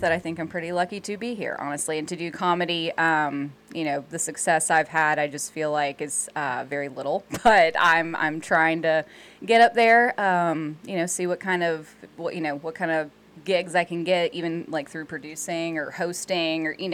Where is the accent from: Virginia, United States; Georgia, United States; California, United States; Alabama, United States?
Georgia, United States; Albany; also born or lived in Flowery Branch, Georgia / Atlanta area, Georgia; Born and raised in Albany, Georgia, South Georgia